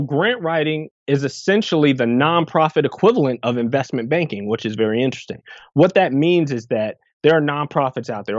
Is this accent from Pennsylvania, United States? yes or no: no; Irvington, New Jersey, United States; also born or lived in England / Piscataway, New Jersey; I spent probably the, the growing up years in Irvington, New Jersey, which is right outside of Newark.